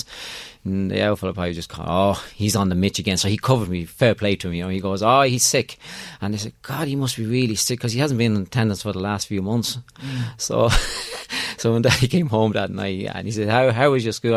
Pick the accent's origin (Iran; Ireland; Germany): Ireland; I'm from Ireland.